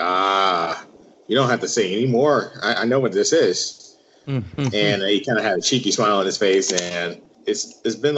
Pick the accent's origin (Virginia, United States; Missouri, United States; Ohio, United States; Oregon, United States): Virginia, United States; Richmond; now in Iowa, United States; I am originally from Richmond, Virginia. I am born and raised there on the south side of Richmond.